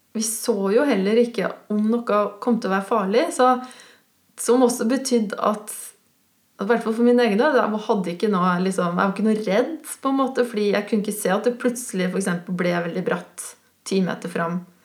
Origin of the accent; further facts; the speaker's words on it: Switzerland; now in Norway; på fjellet oppe i Sveits, der jeg kommer fra